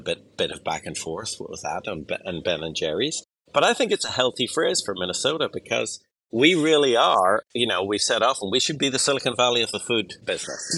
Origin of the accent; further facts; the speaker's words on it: Ireland; I'm an Irish person